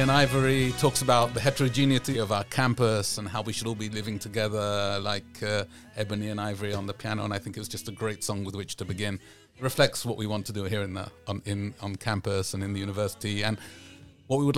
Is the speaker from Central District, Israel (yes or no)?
no; Southern District, Israel; our place in Beersheba, in the Negev, mm-hmm right? I'm from the Negev.